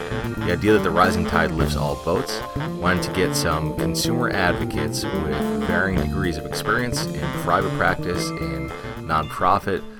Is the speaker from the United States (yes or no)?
yes; New Jersey, United States; moved away; So I'm also a New Jersey guy, so I've moved a little bit further up north on the coast, but that's my original home turf as well.